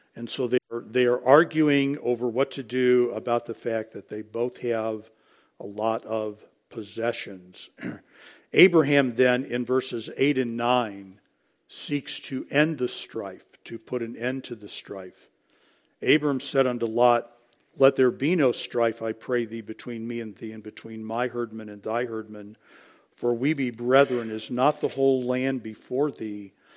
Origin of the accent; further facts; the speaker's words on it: United States; We're, we're American, and we're coming back to the United States, which is our home